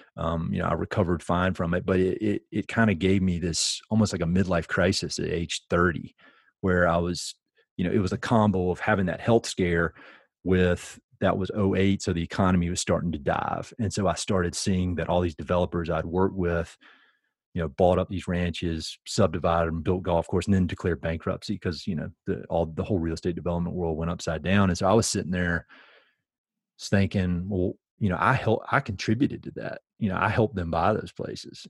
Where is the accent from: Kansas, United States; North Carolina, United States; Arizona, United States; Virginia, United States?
North Carolina, United States; Tarboro; I'm from Eastern North Carolina, a really little town, uh, called Tarboro, which is kinda halfway between the state capital, state capital of Raleigh and the beach. Uh, grew up there.